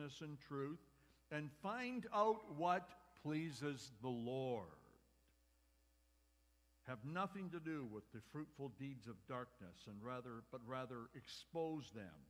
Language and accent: English; Medicine Hat, Alberta, Canada; I grew up with Peter in Medicine Hat about 10,000 years ago